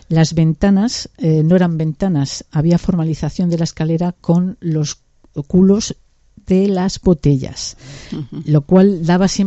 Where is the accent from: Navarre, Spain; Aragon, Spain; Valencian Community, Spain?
Aragon, Spain; Barbastro; soy de Barbastro y nací en la Casa de los Colores